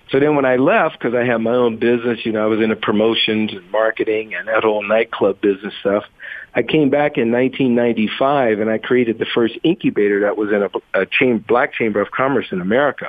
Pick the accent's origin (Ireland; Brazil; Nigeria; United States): United States; Pittsburgh, Pennsylvania; moved away; I'm actually from Pittsburgh, Pennsylvania